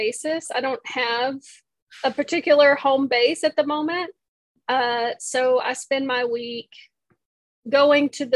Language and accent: English; Texas, United States; born or raised there